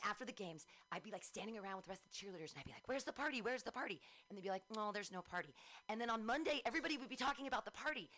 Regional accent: Danville, California, United States; also born or lived in Livermore / Pleasanton / San Diego / Davis; I grew up in Danville

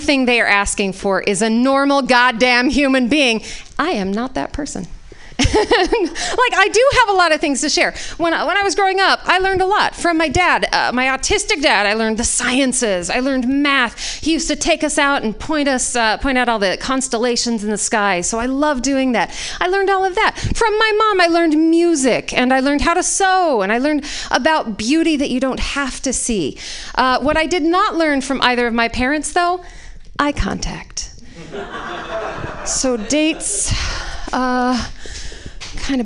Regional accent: Utah, United States; moved away; I was raised in Utah

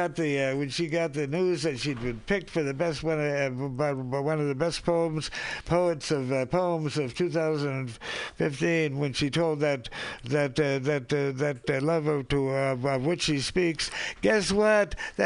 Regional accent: Seattle, Washington, United States; I'm from the Seattle area, from the Yakima tribe.

